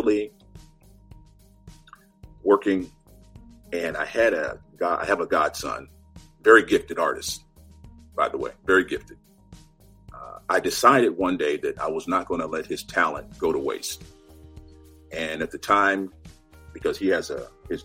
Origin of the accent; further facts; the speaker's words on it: Southern California, United States; moved away as an adult; also born or lived in Guthrie, Oklahoma; now in Washington, D.C., United States; I grew up in California, Southern California